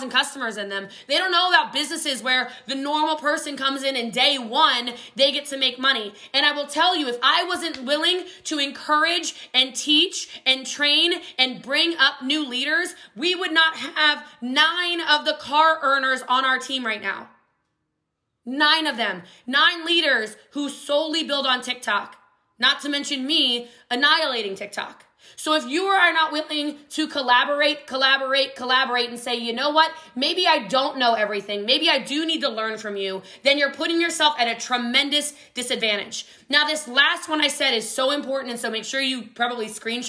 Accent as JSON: {"language": "English", "region": "Hawaii", "country": "United States", "said": "I'm Hawaiian"}